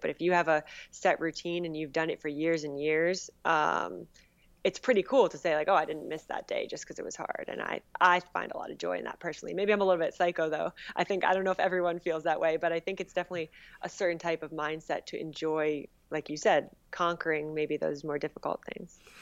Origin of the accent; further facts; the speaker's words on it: Northern New Jersey, United States; Northern New Jersey